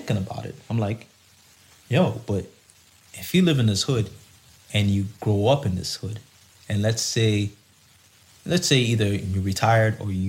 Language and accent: English; Canada; growing up in Canada